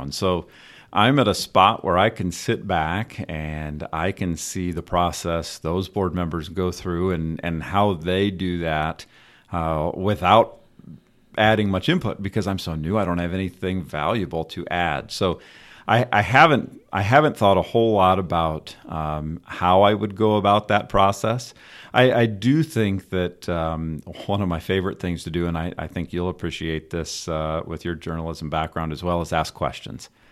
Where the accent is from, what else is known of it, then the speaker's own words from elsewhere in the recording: Northern Indiana, United States; also born or lived in Davenport, Iowa / Fishers, Indiana; We're, we're both from Northern Indiana, went to Ball State, so we've, we've been in Indiana